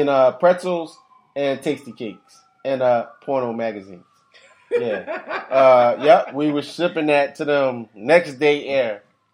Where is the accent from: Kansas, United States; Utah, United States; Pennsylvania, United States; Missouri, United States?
Pennsylvania, United States; Philadelphia